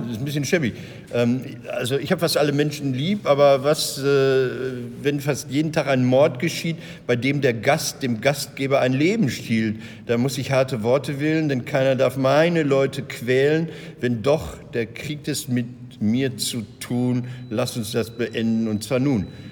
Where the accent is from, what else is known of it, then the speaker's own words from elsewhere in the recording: Recklinghausen, North Rhine-Westphalia, Germany; Recklinghausen, da wo ich herkomme